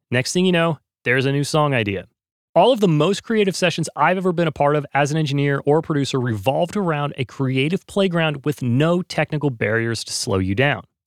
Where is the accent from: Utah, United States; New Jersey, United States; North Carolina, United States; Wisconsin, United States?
North Carolina, United States; now in Los Angeles, United States; I grew up in North Carolina